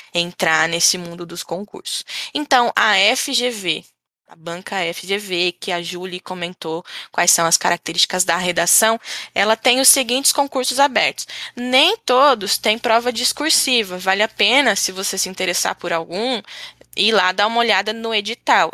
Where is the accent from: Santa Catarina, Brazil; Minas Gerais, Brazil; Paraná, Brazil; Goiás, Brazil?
Santa Catarina, Brazil; Florianópolis; a gente é aqui de Florianópolis